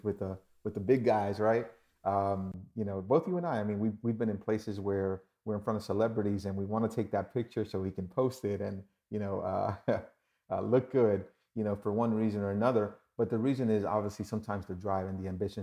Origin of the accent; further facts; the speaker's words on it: New York, United States; moved away; also born or lived in Dominican Republic; I was born in New York